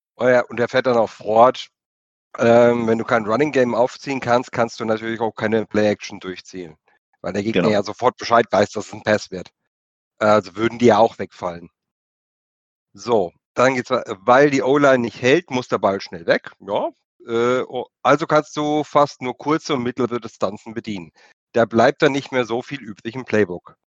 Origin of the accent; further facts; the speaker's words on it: Germany; wir sind Deutsche